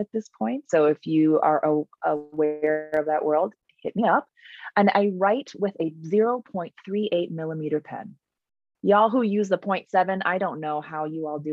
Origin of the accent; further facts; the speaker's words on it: Minnesota, United States; I grew up in Minnesota, and that's where I work, the University of Minnesota.